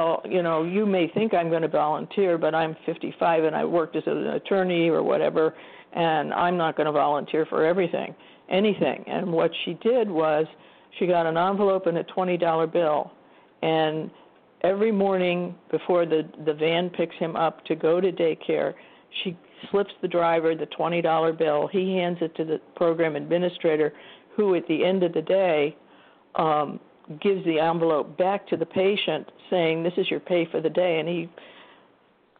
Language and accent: English; Iowa, United States; moved away; I'm from Iowa initially